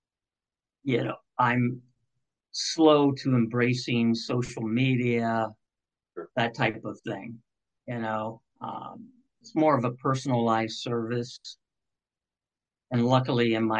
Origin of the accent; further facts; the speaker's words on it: Cincinnati, Ohio, United States; growing up in Cincinnati